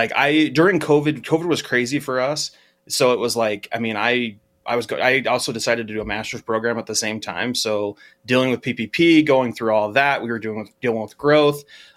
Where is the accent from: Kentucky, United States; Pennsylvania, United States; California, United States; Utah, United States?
Utah, United States; So I grew up in Utah, and there's a radio station that's called they have a morning show that's called Radio from Hell